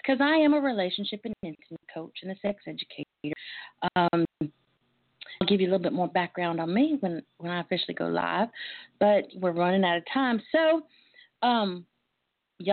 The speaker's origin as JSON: {"language": "English", "area": "near Cuero", "region": "Texas", "country": "United States", "tie": "born or raised there", "accent": "twang", "said": "I grew up around the road from Cuero."}